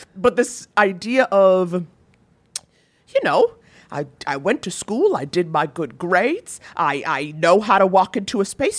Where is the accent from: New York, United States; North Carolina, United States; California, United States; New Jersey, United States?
New York, United States; I grew up in Harlem, you know, eighties, nineties Harlem